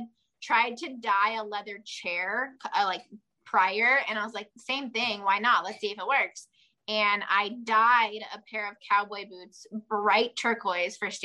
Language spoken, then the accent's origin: English; Southern California, United States; we're from Southern California, and we're about as south as you can go. So we're like 20 minutes from Mexico, and I don't know, 15-20 minutes from Arizona